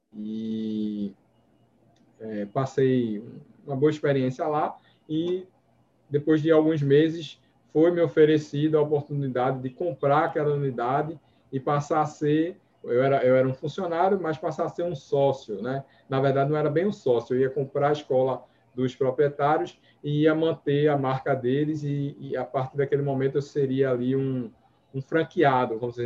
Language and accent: Portuguese; Recife, Pernambuco, Brazil; sou daqui do Nordeste, Recife, né? Com muito orgulho